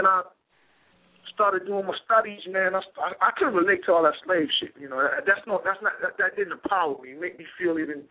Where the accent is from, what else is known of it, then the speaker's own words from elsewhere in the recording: Charleston, South Carolina, United States; I grew up in Charleston, South Carolina